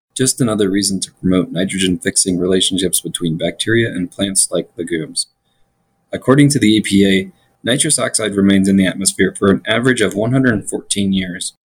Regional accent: Florida, United States; now in Colorado, United States; my home state of Florida

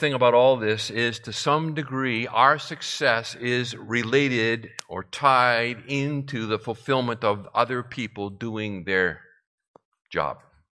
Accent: Massachusetts, United States; The home that I grew up in Massachusetts, was built in 1905.

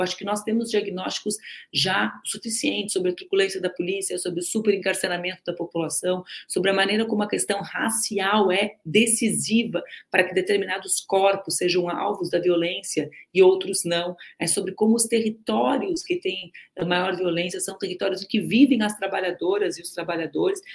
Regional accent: Rio Grande do Sul, Brazil; eu sou gaúcha, né, gente? Falo lá do sul do Brasil, do último estado

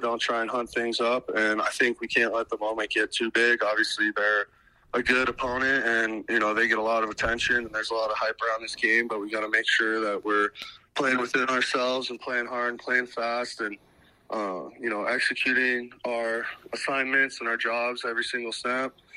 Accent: Bozeman, Montana, United States; I was obviously growing up in Bozeman, Montana.

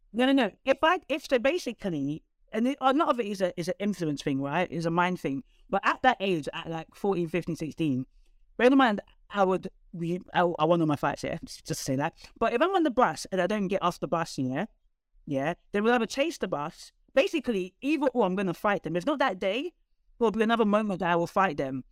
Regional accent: London, United Kingdom; I was one of the only few people from North London

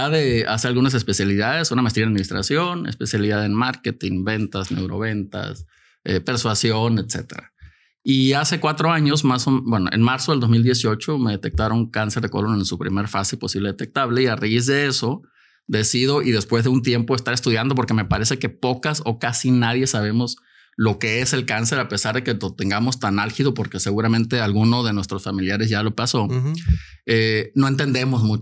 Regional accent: Mexico; also born or lived in Tijuana; soy de México de entrada.

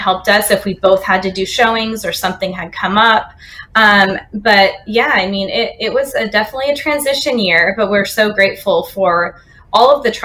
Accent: Northern California, United States; now in Austin, United States; we're actually originally from California, Northern California

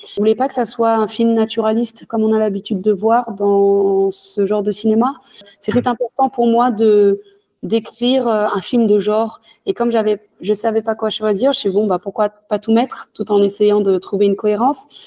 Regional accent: France; also born or lived in Senegal (ancestry); je suis française, je suis née en France, même si j'ai des origines sénégalaises. Euh, j'ai fait toute ma vie en France

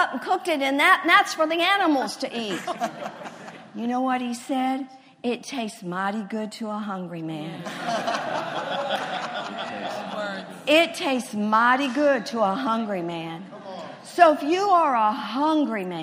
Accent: Texas, United States; I'm a Texan

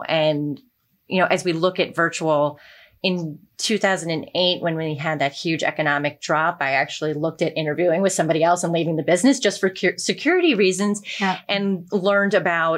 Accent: Rahway, New Jersey, United States; I grew up in Rahway.

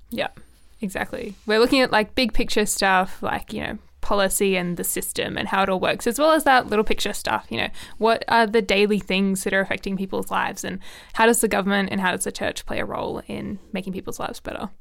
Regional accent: Canberra, Australian Capital Territory, Australia; I think like it's my hometown. I've got a big love for Canberra

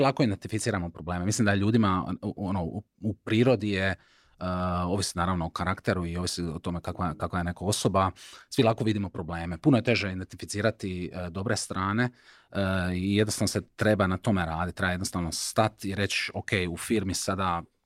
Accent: Šibenik, Šibenik-Knin County, Croatia; ja sam iz Šibenika

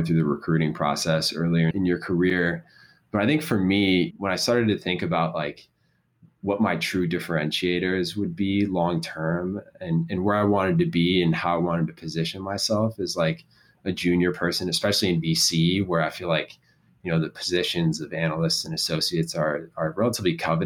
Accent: Chicago, Illinois, United States; having grown up here, going to a massive school like Neutra High School

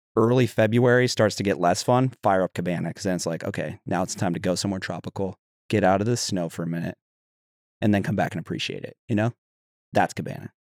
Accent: Utah, United States; I grew up in Utah

